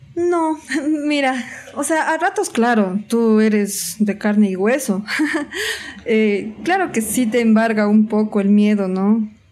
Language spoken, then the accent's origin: Spanish; Atuntaqui, Imbabura, Ecuador; moved away as an adult; also born or lived in Quito; soy de Atuntaki... mi cantón se llama Antonio Ant